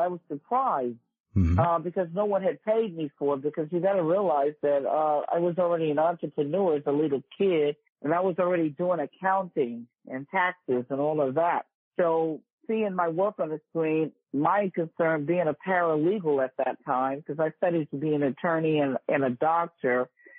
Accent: New York City, New York, United States; now in Las Vegas, United States; My address is on my copyrights, Bronx, New York. And I'm from the Bronx, Riverdale, New York. That's the section of the Bronx.

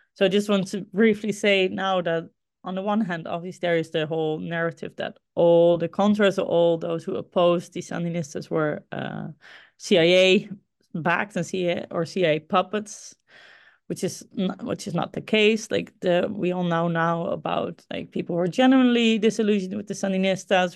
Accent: Groningen, Netherlands; Groningen. Uh, this is the ci, my hometown, the city, a city in the Netherlands where I grew up

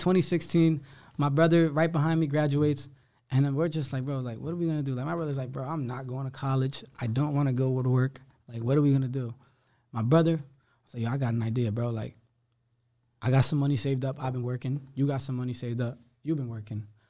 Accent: Somerville, New Jersey, United States; I grew up in Somerville. I grew up in Somerset County

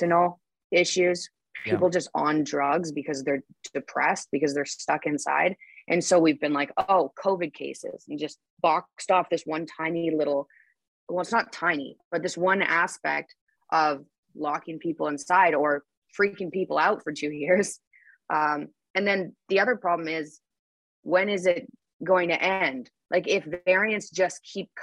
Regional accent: Canada; moved away as an adult; also born or lived in Toronto, Canada; now in Nashville, United States; I'm Canadian

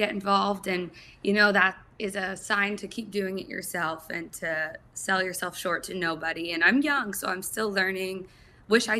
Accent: South Florida, United States; moved away as an adult; now in Columbus, United States; I was born and raised in South Florida, actually. Right now I'm in Columbus, back and forth

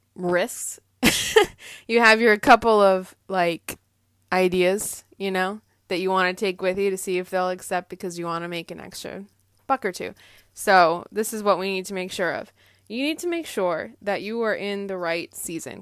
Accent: Andover, Massachusetts, United States; I grew up in Andover, Massachusetts

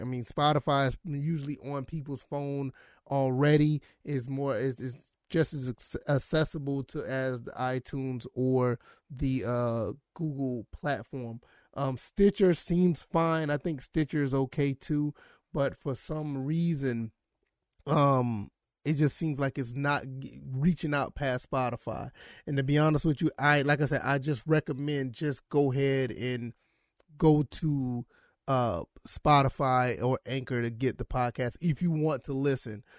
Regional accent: Savannah, Georgia, United States; that's my hometown

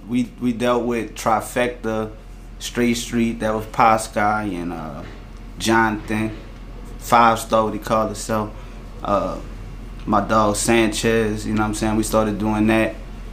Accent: LaPlace, Louisiana, United States; also born or lived in New Orleans, Louisiana; I'm from New Orleans. Well, actually, I'm from metropolitan area in New Orleans. I'm actually from La Place, Louisiana. That's St. John Parish. You know what I'm saying? But I went to school in New Orleans and fuck with everybody in New Orleans, but I ain't technically from the city.

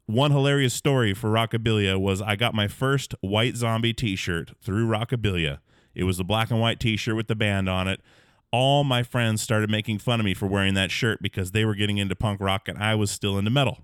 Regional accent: Alaska, United States; growing up in Alaska, back in the woods

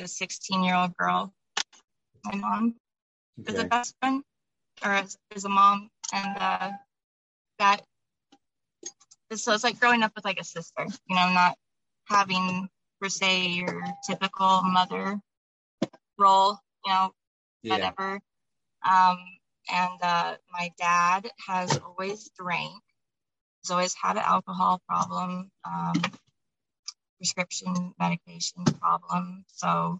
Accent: Omaha, Nebraska, United States; I'm from Omaha, Nebraska, for a little background information. But I've grown up in Omaha, Nebraska

